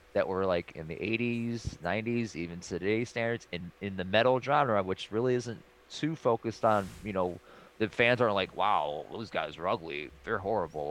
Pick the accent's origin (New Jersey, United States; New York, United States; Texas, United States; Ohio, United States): Ohio, United States; Cleveland; moved away; also born or lived in California; I'm born and raised in Cleveland